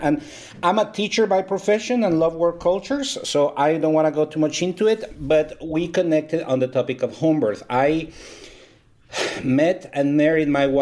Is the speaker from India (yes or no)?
no; Guatemala; moved away as an adult; also born or lived in Texas, United States; now in Dallas, United States; I am Guatemalan. I was born in Guatemala